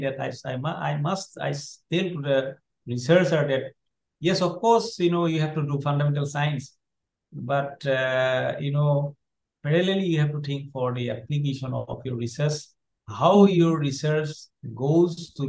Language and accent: English; Assam, India; when I was in a primary school in class, class four. At the time, I was in not in English medium. That was in Assamese medium, our state language.